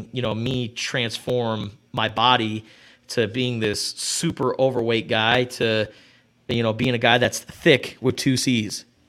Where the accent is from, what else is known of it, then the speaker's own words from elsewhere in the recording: Tucson, Arizona, United States; from the time I was a kid growing up in Rita Ranch